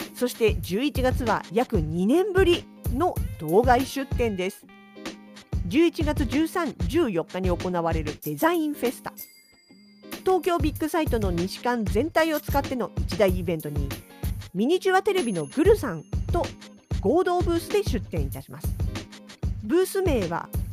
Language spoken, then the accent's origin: Japanese; Yokohama, Kanagawa, Japan; now in Sapporo, Japan; 実家がまだ横浜にあります